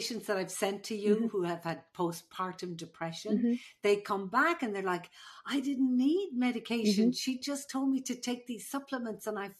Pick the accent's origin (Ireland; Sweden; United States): Ireland; I'm the Irish midwife.